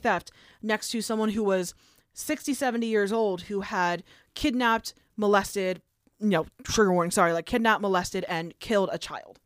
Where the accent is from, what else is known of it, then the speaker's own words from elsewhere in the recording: New Jersey, United States; in my hometown, New Ho-, across from Lambertville, New Hope, there was a Luke Oil